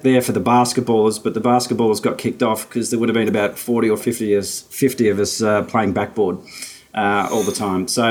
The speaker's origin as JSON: {"language": "English", "town": "Mitcham", "region": "Victoria", "country": "Australia", "tie": "born or raised there", "said": "I grew up in Mitcham"}